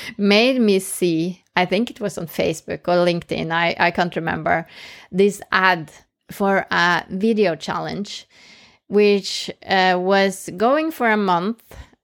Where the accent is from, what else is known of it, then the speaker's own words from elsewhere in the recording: Norway; first language Norwegian; English is a second language; But speaking in English, which is not my mother tongue, that was like terrifying. So I started in Norwegian